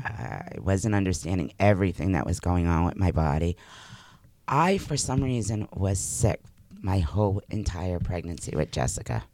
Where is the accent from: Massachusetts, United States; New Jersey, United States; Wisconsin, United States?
Massachusetts, United States; moved away as an adult; also born or lived in New Hampshire; I had grown up in Massachusetts.